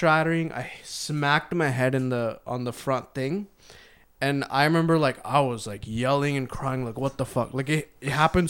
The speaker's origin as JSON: {"language": "English", "town": "Moga", "region": "Punjab", "country": "India", "also_born_or_lived": "Haryana", "said": "We're from Moga."}